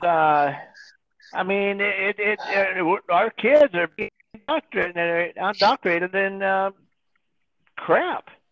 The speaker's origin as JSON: {"language": "English", "country": "United States"}